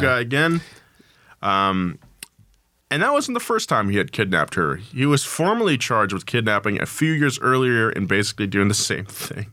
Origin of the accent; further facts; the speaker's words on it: Atascadero, California, United States; where I grew up, sorry, my hometown of a Tascadero